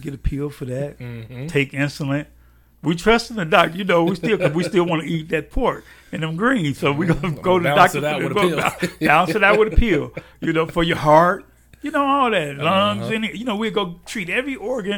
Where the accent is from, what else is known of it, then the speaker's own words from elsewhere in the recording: Chicago, Illinois, United States; moved away; I grew up in Chicago.